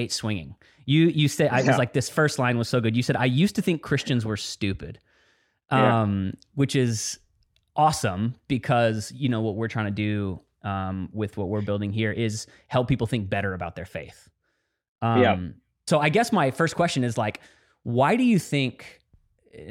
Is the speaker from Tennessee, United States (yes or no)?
no; Dallas, Texas, United States; I grew up in Dallas, Texas